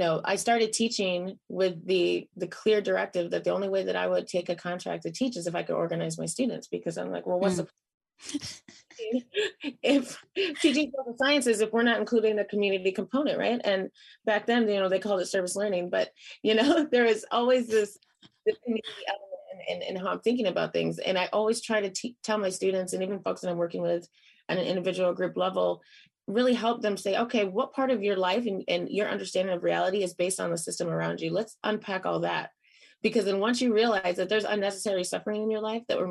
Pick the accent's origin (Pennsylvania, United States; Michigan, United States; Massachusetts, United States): Michigan, United States; Flint; moved away as an adult; also born or lived in Oakland; growing up in Flint, Michigan